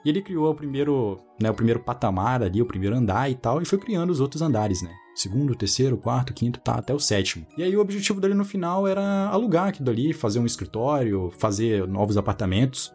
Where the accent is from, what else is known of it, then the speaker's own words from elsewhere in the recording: Manaus, Amazonas, Brazil; moved away; also born or lived in Brasília; Eu morei em Brasília durante um bom tempo da minha vida. Eu sou de Manaus.